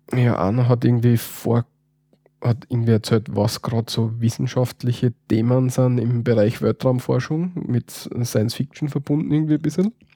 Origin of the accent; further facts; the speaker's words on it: Styria, Austria; wir Steirer